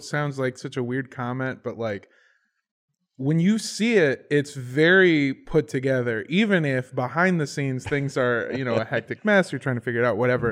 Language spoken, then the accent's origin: English; Indio, California, United States; my hometown is Indio, California, over by Palm Springs